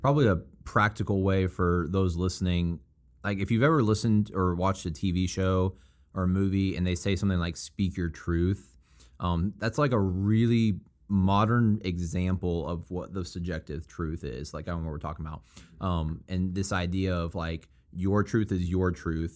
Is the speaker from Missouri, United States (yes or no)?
yes; Springfield, Missouri, United States; I'm from Springfield, Missouri, and it's a college town